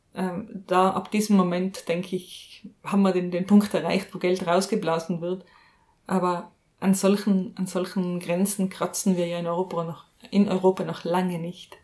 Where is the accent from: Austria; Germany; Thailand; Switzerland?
Austria; was ich jetzt einmal als Österreicherin sagen darf